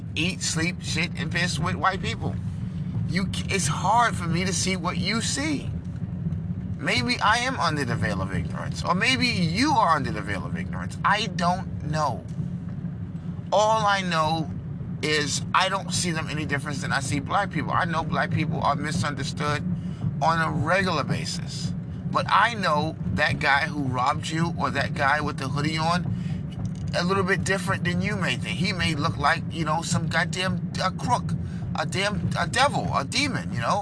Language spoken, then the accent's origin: English; New York City, New York, United States; also born or lived in Brooklyn, New York; I was born in Manhattan, New York.